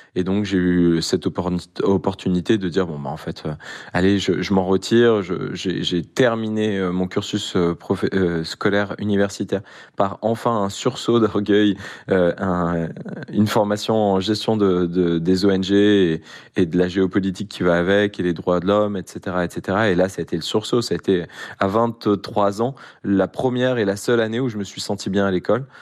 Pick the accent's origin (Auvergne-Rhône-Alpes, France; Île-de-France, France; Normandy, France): Auvergne-Rhône-Alpes, France; Grenoble; je suis grenoblois, euh, on a l'accès aux montagnes